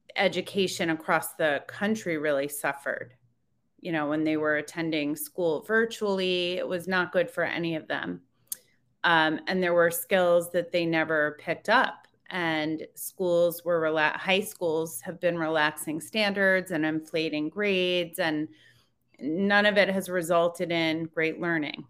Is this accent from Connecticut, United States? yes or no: yes; Connecticut, United States; moved away as an adult; also born or lived in upstate New York / Washington, D.C. / Maryland; I grew up in Connecticut.